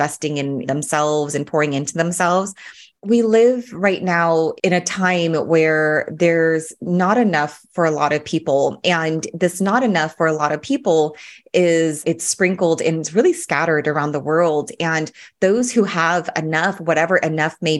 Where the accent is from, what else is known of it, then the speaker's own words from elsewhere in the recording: Orange County, California, United States; I grew up in Orange County